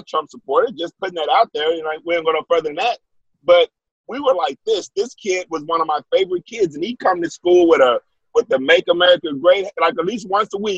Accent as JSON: {"language": "English", "town": "Wichita Falls", "region": "Texas", "country": "United States", "tie": "born or raised there", "said": "Yeah, I'm from Wichita Falls."}